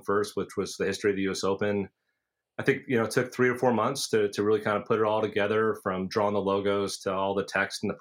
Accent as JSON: {"language": "English", "town": "Basking Ridge", "region": "New Jersey", "country": "United States", "tie": "born or raised there", "said": "I grew up in Basking Ridge, which is the neighbor town to Far Hills"}